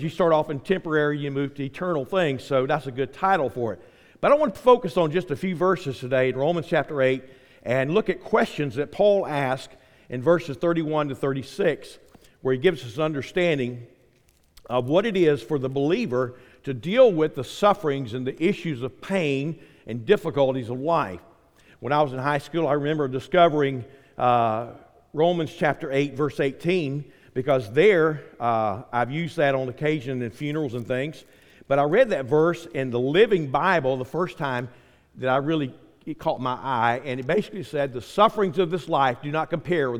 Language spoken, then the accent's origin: English; Quincy, United States; moved away; I grew up in Quincy